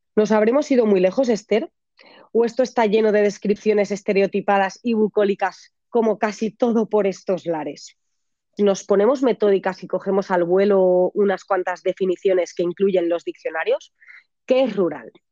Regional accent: Valencian interior, Valencian Community, Spain; aquí en mi tierra están rodeados de campos de naranjos y mandarinos

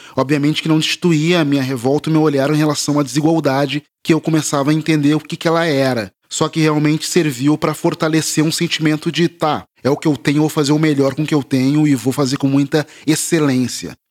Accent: Porto Alegre, Rio Grande do Sul, Brazil; now in São Paulo, Brazil; eu sou de Porto Alegre, moro em São Paulo agora, mas eu cresci em Porto Alegre.

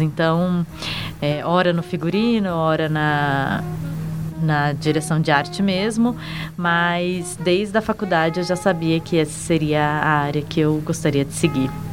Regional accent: São Paulo, Brazil; moved away as an adult; now in Brasília, Brazil; Eu sou paulistana, mas eu moro em Brasília também desde 2010

